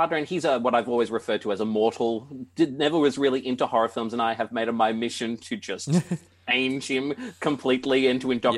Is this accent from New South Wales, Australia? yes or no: yes; Hunter Valley, New South Wales, Australia; also born or lived in Canberra; I grew up in the Hunter Valley